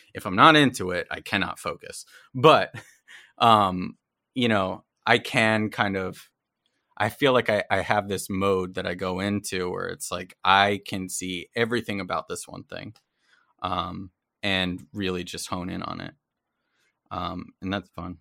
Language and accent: English; New Jersey, United States; moved away; I grew up in New Jersey